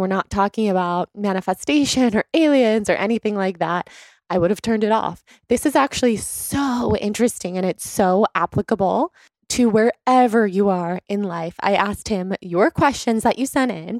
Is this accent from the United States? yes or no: yes; Sacramento, California, United States; we're both from Sacramento